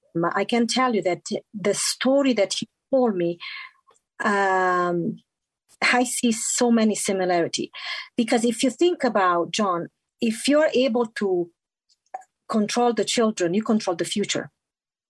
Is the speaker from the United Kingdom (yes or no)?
no; Italy; English is a second language; moved away as an adult; now in Utah, United States; I'm born and raised in Italy, but I call Utah home since 1998